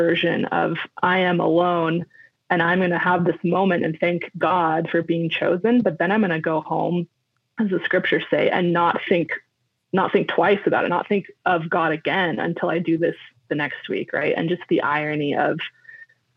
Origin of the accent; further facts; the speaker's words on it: Bay Area, California, United States; moved away as an adult; also born or lived in Northern Argentina; as a kid, I grew up in the Bay Area